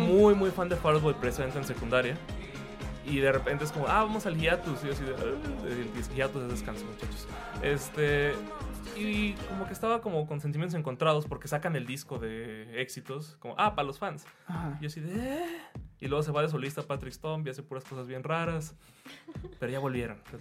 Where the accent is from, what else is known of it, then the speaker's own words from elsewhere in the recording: Guadalajara, Jalisco, Mexico; soy de Guadalajara